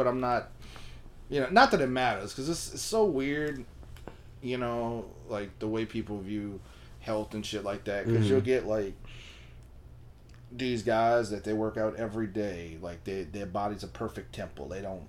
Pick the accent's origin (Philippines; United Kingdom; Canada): Philippines; Well, I'm Filipino.